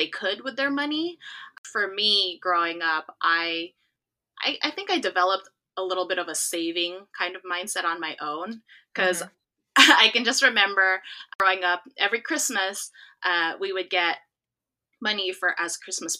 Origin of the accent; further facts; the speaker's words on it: California, United States; also born or lived in South Korea; I'm originally from California, and I'm currently here now. But I spent the last 4 years living in South Korea teaching English.